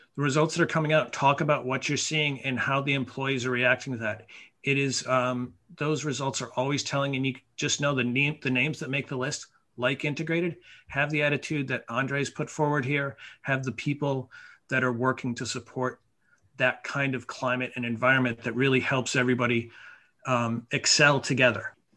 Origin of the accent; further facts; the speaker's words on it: Mount Tom, Massachusetts, United States; moved away as an adult; also born or lived in New York; I got hired at the ski area in my hometown, uh, Mount Tom. And I was 14